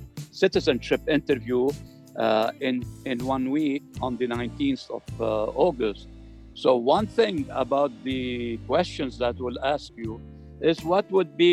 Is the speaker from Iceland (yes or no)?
no; Lebanon; moved away as an adult; now in United States; I was born in Lebanon and raised